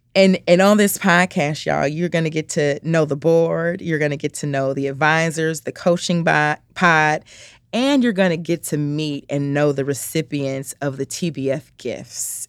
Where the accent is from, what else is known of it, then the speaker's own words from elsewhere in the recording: Chicago, Illinois, United States; I'm from the south side of Chicago, um, born and raised